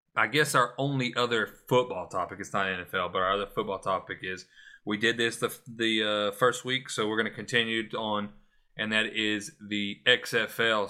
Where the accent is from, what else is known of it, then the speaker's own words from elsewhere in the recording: Florida, United States; my home state, Florida